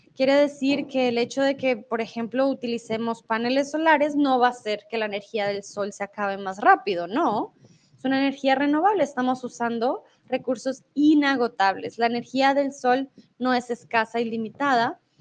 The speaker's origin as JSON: {"language": "Spanish", "country": "Colombia", "moved": "yes", "lives_now": "Mexico", "said": "soy de Colombia y en estos momentos estoy en México"}